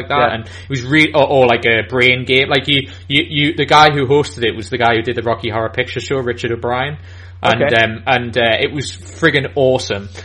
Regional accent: Newcastle upon Tyne, North East England, United Kingdom; I'm from Newcastle in England.

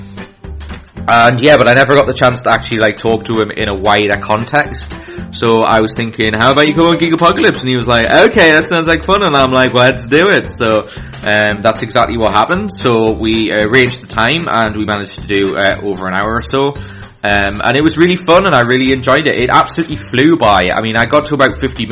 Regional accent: Newcastle upon Tyne, North East England, United Kingdom; I'm from the Newcastle and northeast of England.

